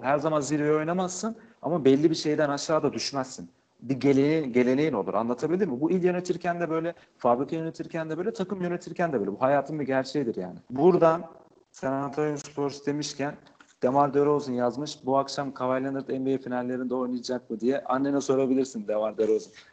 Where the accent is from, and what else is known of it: Trabzon, Turkey